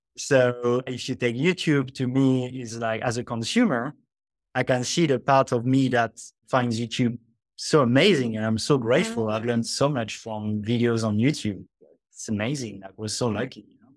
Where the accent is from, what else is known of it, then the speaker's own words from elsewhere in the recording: France; moved away as an adult; also born or lived in Australia; now in Bali, Indonesia; I grew up in France in a pretty athe-, atheist con-